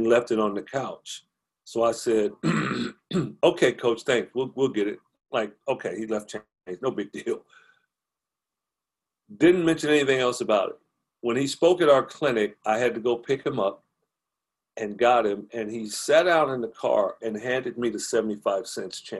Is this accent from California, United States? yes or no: yes; Compton, California, United States; I grew up in Compton, where we would catch the bus on weekends for 2 hours to get to Westwood